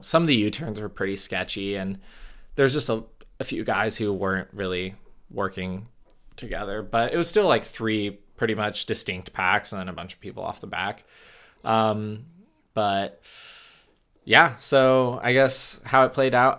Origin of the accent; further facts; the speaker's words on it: United States; As an American